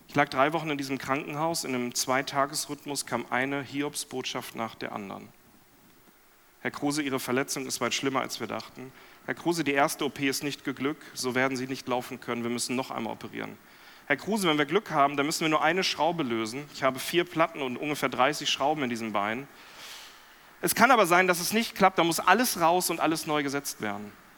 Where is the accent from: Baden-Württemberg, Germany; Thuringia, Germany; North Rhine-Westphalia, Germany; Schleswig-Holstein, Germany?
North Rhine-Westphalia, Germany; Lemgo; zweiter Vorsitzender an einem CVM in Lemgo, da in meinem Heimatdorf